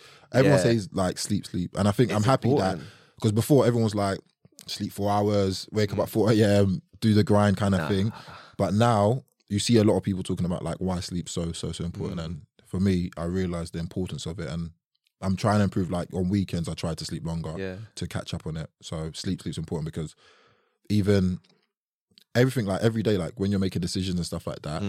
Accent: New Cross, London, United Kingdom; So I grew up in New Cross. And it was interesting, man.

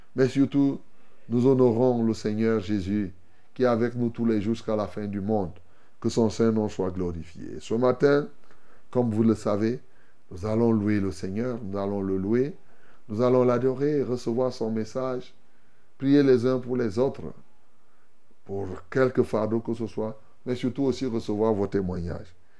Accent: Cameroon; chez nous, au Cameroun

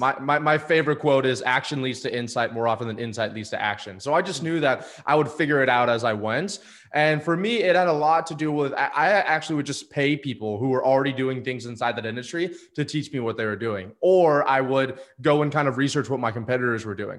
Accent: Destin, Florida, United States; moved away as an adult; also born or lived in Atlanta, Georgia; my hometown in Destin, Florida

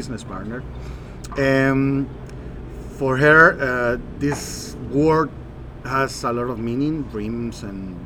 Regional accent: Mexicali, Baja California, Mexico; now in La Paz, Mexico; I'm from Mexicali, Baja California, and I've been living here in La Paz, where we are right now, La Paz, Baja Sur, for about 20 years.

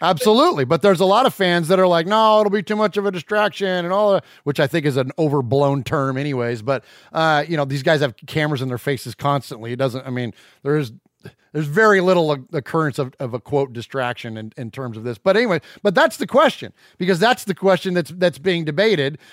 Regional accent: San Jose, California, United States; also born or lived in Middle Tennessee; now in Nashville area, Tennessee, United States; I'm originally from the Bay Area. I'm from San Jose, California. Born and raised in, uh, have since relocated to Middle Tennessee

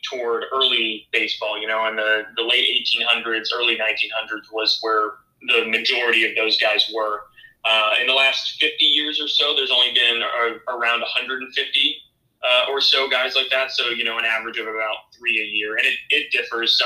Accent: Crystal Lake, Illinois, United States; I grew up in Crystal Lake, Illinois, which is a suburb about 45 minutes outside of Chicago

